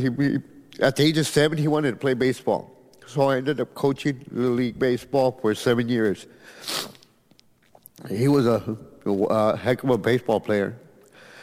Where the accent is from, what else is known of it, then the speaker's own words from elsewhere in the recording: Edinburg, Texas, United States; I'm from Edinburgh, Texas.